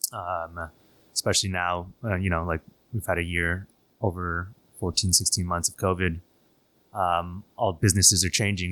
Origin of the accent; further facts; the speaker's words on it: Toronto, Ontario, Canada; moved away as an adult; now in Shanghai, China; being a Canadian kid, uh, grew up in Toronto.